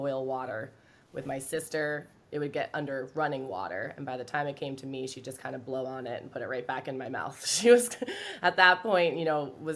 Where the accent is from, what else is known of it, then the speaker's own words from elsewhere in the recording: Maine, United States; I grew up in Maine